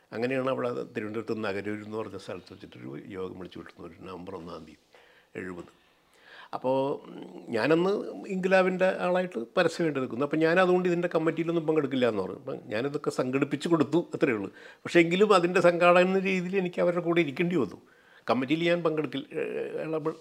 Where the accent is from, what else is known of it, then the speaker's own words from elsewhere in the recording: Pullut, Kerala, India; also born or lived in Thiruvananthapuram / Kozhikode; ഞങ്ങളുടെ പുല്ലുറ്റി മുഴുവനും തന്നെ സി പി ഐ ആയിരുന്നു